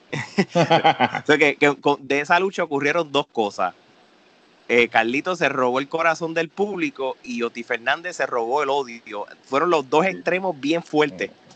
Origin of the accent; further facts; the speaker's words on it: Puerto Rico; nosotros tres como puertorriqueños